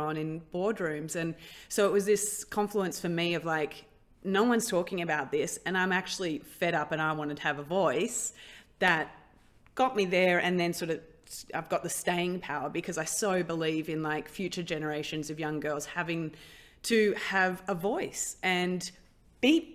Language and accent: English; Australia; I grew up in Australia